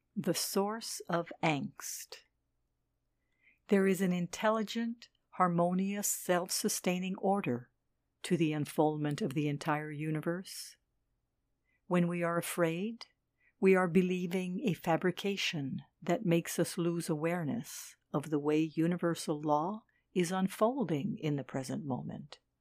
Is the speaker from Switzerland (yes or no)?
yes; Switzerland; moved away as an adult; also born or lived in Dakar, Senegal; in my home country, Switzerland